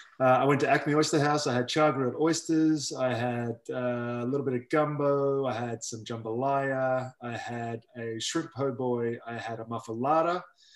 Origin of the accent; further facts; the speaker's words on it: Australia; I'm Australian.